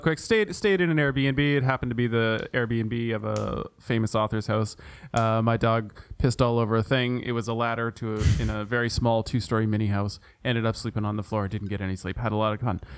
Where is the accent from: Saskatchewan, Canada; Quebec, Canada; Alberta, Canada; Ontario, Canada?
Ontario, Canada; my hometown, hometown, home province of Ontario.